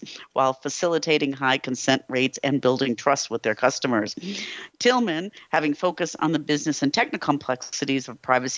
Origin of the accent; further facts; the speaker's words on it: United States; now in Europe; I'm an American living in Europe